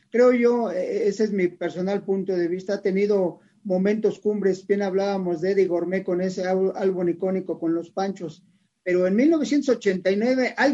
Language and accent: Spanish; Córdoba, Veracruz, Mexico; also born or lived in Mexico City; No, pero soy, soy veracruzano 100%.